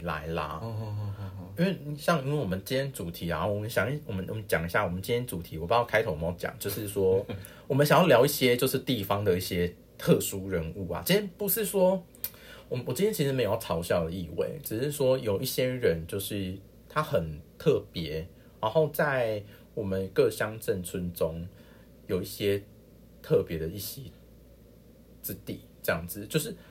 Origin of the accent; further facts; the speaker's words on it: Tainan, Taiwan; 这是我小时候那个村庄吗？是的，嗯。就是金沙里